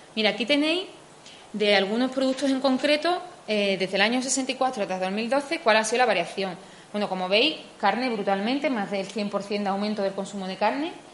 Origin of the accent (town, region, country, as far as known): Spain